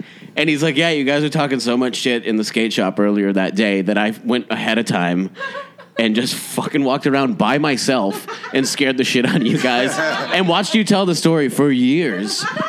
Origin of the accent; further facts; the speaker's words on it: Massachusetts, United States; moved away; I'm from Massachusetts originally